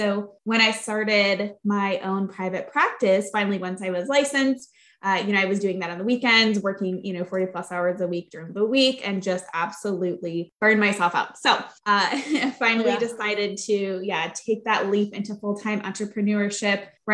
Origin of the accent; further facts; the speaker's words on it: Flint, Michigan, United States; I grew up in Flint, Michigan